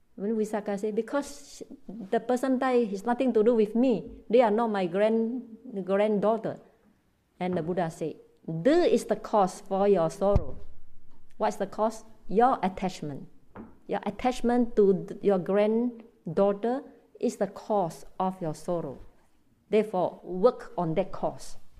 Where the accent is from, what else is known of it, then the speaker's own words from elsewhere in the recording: Malaysia; also born or lived in Myanmar; I live in Malaysia. I'm Malaysian, but I was trained in Burma